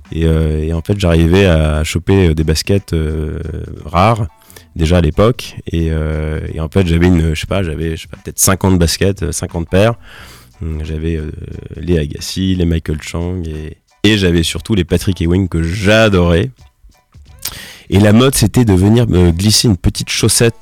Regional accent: Nancy, Grand Est, France; also born or lived in Strasbourg; à Nancy, qui est ma ville natale

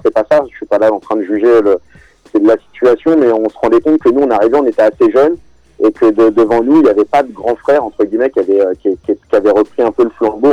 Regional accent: southern suburbs of Paris, Essonne, Île-de-France, France; je suis un enfant de la banlieue sud de, Paris, euh, plus précisément du 91

